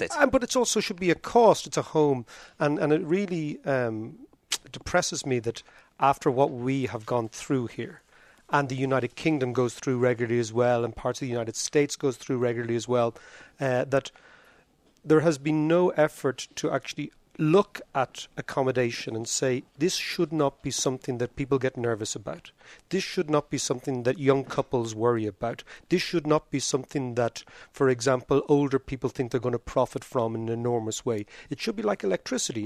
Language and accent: English; Ireland; I grew up in Ireland